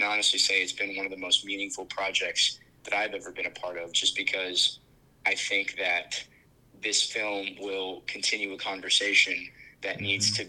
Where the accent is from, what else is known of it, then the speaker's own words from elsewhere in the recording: Colorado, United States; I grew up in Colorado